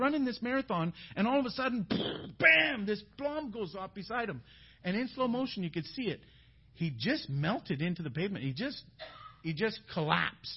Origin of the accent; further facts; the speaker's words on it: Canada; We're from Canada